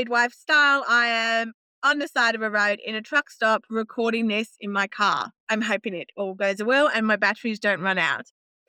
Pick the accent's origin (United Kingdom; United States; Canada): United Kingdom; England; now in Australia; I'm from England and home births are very normal there.